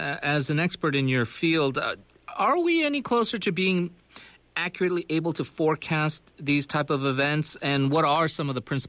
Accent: California, United States; now in Korea; I'm from California, so for people like us, for people who live in Japan or these various places, a lot of times you get a couple of tremors, and it's not that big a deal.

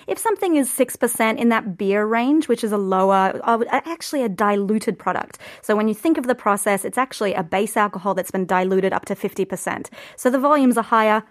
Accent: Australia; moved away as an adult; now in Korea; I'm Australian

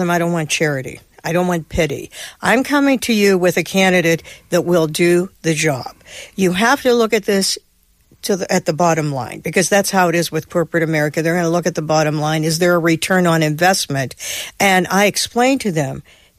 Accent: Pittsburgh, Pennsylvania, United States; my hometown, which is Pittsburgh, Pennsylvania

